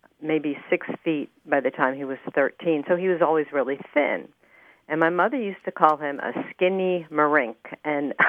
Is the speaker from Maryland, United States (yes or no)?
no; Levittown, New York, United States; now in Winterville, United States; I grew up actually in Levittown, New York